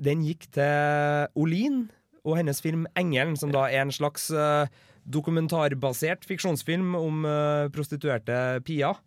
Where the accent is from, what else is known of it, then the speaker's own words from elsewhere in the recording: Klæbu, Trøndelag, Norway; jeg kommer jo fra Klæbu